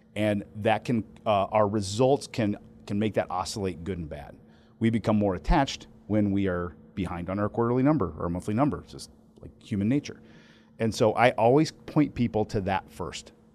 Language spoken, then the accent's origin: English; Midwest, United States; I'm from the Midwest